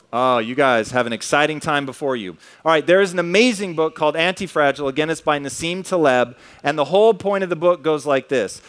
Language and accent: English; Tacoma, Washington, United States; as a kid growing up in Tacoma